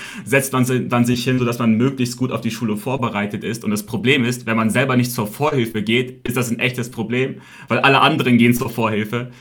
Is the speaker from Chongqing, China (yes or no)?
no; Shanghai, China; moved away as an adult; also born or lived in Beijing, China; now in Munich, Germany; Ich wurde in China geboren, genau gesagt in Shanghai. Bin dann sehr früh nach Peking gezogen, war dort sechs Jahre, dann wieder zurück nach Shanghai gezogen und dann bin dann wirklich, man kann so sagen, in Shanghai aufgewachsen